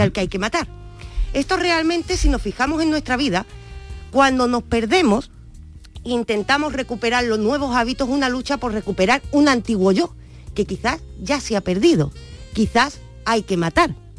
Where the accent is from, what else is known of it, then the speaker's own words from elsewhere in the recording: Andalusia, Spain; Nosotros como andaluces